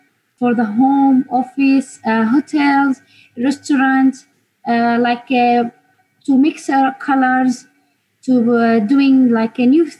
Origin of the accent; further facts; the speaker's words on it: Homs, Homs Governorate, Syria; English is a second language; moved away as an adult; now in London, United Kingdom; Me, Homs.